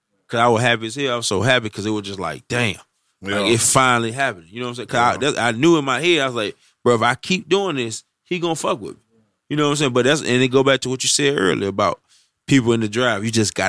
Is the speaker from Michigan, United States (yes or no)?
yes; Detroit, Michigan, United States; now in Birmingham, United States; I'm originally from Detroit, but I moved to Birmingham, Alabama